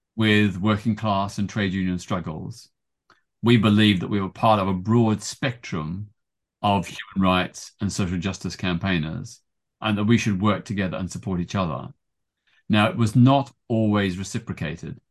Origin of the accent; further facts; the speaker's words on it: Melbourne, Victoria, Australia; moved away as an adult; now in London, United Kingdom; my hometown of Melbourne, Australia